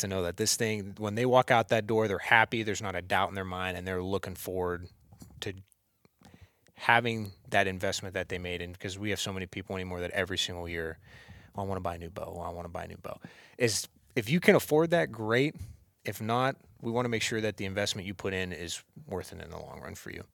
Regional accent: Warren, Ohio, United States; now in Vienna, United States; originally, I grew up in Warren

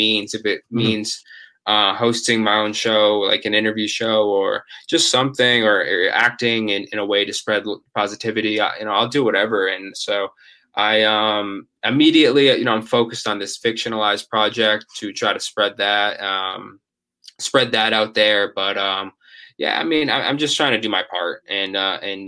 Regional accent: Ashland, Massachusetts, United States; my hometown, Ashland High School

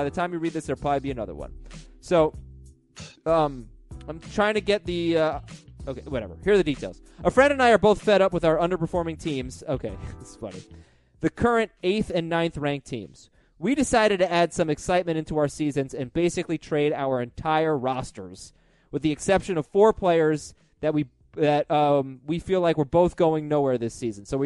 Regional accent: Coral Springs, Florida, United States; Coral Springs, Florida. My hometown

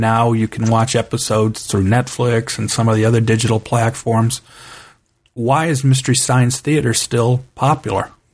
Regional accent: Cleveland, Ohio, United States; I grew up in Cleveland, Ohio

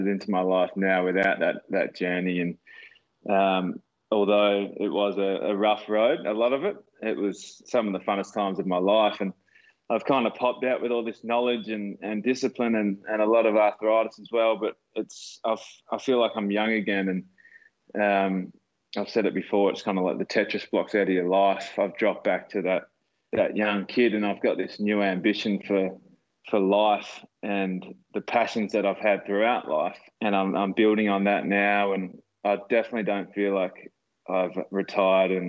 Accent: Dunsborough, Western Australia, Australia; growing up in Dunsborough in the country

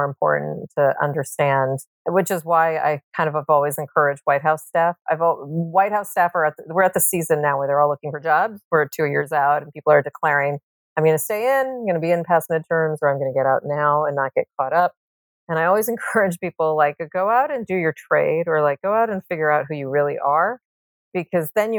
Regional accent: Texas, United States; my home state of Texas

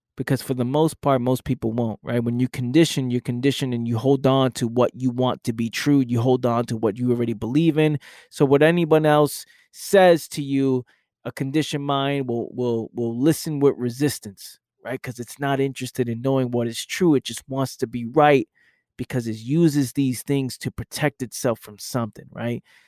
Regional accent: New York City, New York, United States; I came from that environment, the fact that I know what just growing up in the Bronx is like

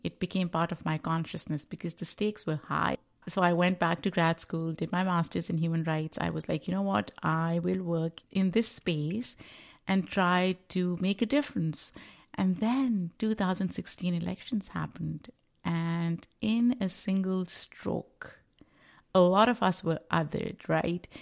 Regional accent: Pakistan; moved away as an adult; now in New York, United States; I am a Pakistani immigrant living in the United States, um, New York

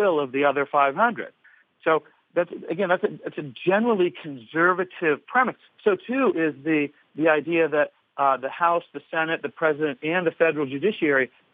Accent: California, United States; moved away as an adult; now in Illinois, United States; I grew up in California.

